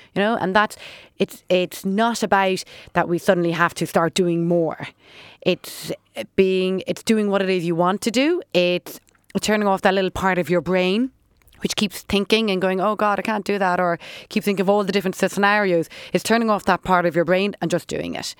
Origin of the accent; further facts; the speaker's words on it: Dublin, Leinster, Ireland; We grew up in Dublin